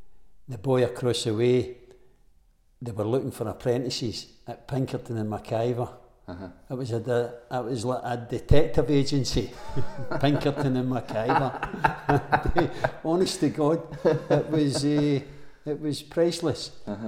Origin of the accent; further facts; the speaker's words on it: Glasgow, Scotland, United Kingdom; No, I was born in the Gorbals. {S0} In the Gorbals? {S1} In the Gorbals. And I got brought up in the Gorbals.